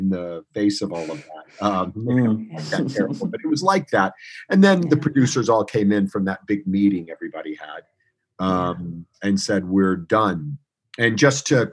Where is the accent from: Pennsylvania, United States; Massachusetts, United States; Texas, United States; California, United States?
Texas, United States; moved away; also born or lived in Los Angeles; I'm from Texas, where my entire family is without power and water right now.